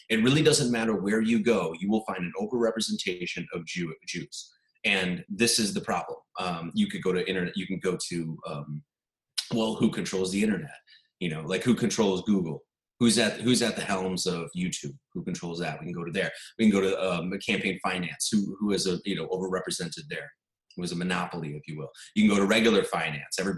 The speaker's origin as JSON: {"language": "English", "region": "Wisconsin", "country": "United States", "said": "I'm from Wisconsin"}